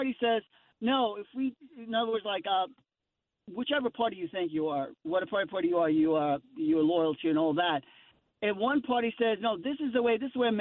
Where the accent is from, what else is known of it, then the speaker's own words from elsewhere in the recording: Boston, Massachusetts, United States; also born or lived in Iran; I'm from Boston and I was born in Iran, but I was pretty much raised here